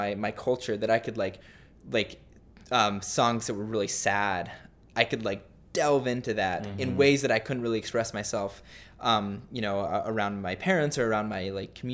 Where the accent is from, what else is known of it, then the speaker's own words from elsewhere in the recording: Littleton, Colorado, United States; moved away as an adult; also born or lived in Utah / Seattle, Washington; I grew up in Colorado, went on a 2-year mission to Seattle